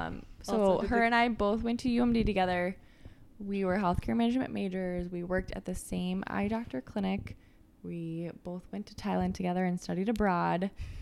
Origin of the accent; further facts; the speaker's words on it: Lakeville, Minnesota, United States; also born or lived in Duluth, Minnesota; I grew up in Lakeville and then went to college at University of Minnesota Duluth.